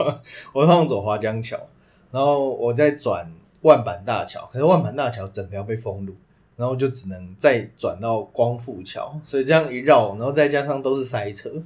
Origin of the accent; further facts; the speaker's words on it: Taipei, Taiwan; also born or lived in Banqiao, New Taipei; 我们台北人